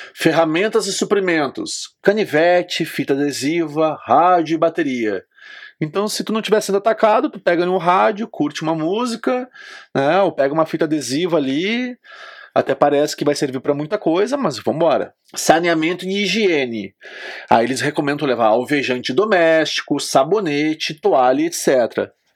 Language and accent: Portuguese; Brazil; Sou brasileiro